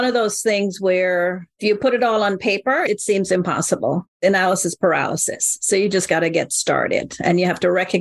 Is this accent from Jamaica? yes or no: yes; Jamaica; accent: Jamaican; my accent, a Jamaican accent